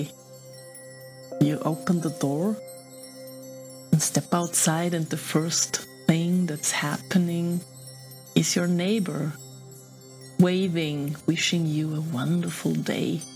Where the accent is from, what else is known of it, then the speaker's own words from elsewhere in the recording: Austria; I'm from Austria